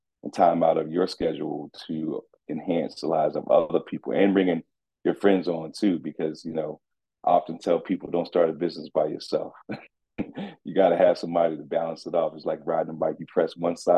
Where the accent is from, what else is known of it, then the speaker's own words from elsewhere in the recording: Orlando, Florida, United States; now in Atlanta, United States; I'm from Rock Lake, man. Rock Lake, West Orlando